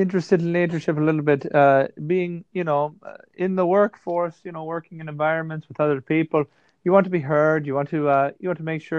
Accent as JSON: {"language": "English", "town": "Dublin", "region": "Leinster", "country": "Ireland", "tie": "born or raised there", "said": "Dublin. I'm from"}